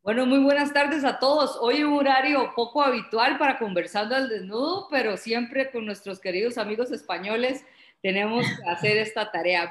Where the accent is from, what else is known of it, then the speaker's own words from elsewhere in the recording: Costa Rica; en Costa Rica tenemos bastantes